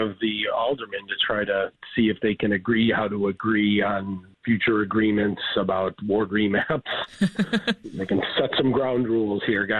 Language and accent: English; Chicago, Illinois, United States; You know, as a Chicagoan